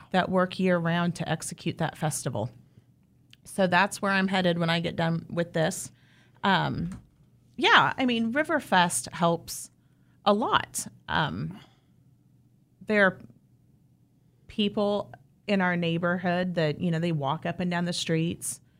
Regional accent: southeast of Wichita, Kansas, United States; I grew up, um, down on the far, far southeast side, not even in Wichita

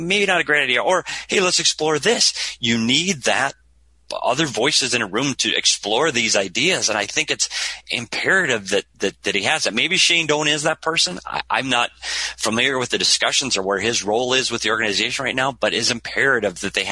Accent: Bemidji, Minnesota, United States; the entire state of Minnesota, my home state

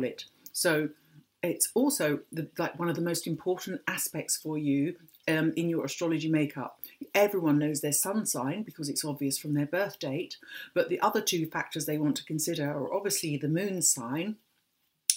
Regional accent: London, United Kingdom; I was born in London

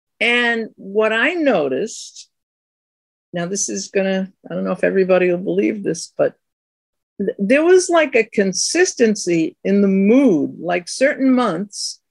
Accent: Boston, Massachusetts, United States; now in Queens, New York, United States; I live in Queens. I come from Boston

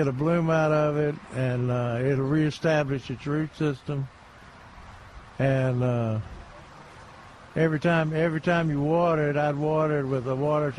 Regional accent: Memphis, Tennessee, United States; moved away; I'm West Tennessee.

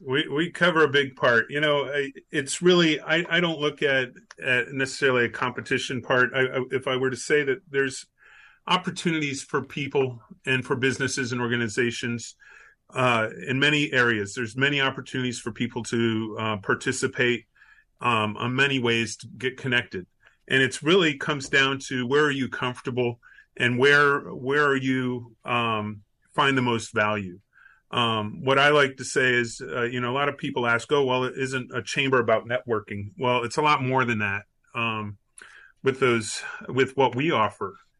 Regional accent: Miami, Florida, United States; also born or lived in Tennessee; now in Orlando, United States; I grew up in Miami, Florida, uh, went to college in Tennessee, uh, my, made my way back to Florida after graduating, and um, uh, made my way to Orlando

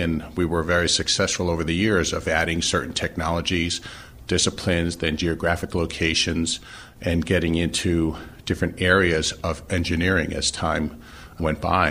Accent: New York City, New York, United States; moved away as an adult; now in Philadelphia, United States; I, uh, was born and raised in Brooklyn, New York

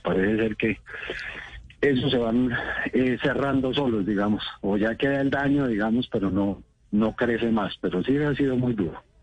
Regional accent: Cauca, Colombia; Yo nací en el Cauca, he tratado con los indígenas toda la vida

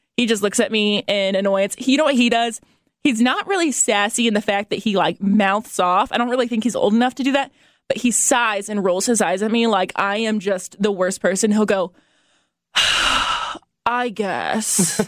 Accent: Fort Wayne, Indiana, United States; moved away as an adult; I grew up in Fort Wayne and I never moved anywhere else

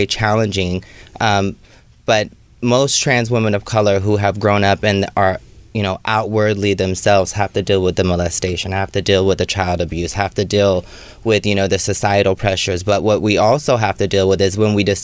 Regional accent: Sacramento, California, United States; also born or lived in Oakland / San Francisco; now in Los Angeles, United States; I'm from Sacramento, but most of my stopping was in Oakland and or San Francisco

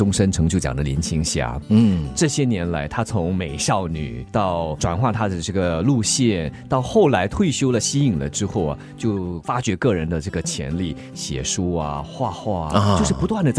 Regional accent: Singapore; 我们新加坡这边

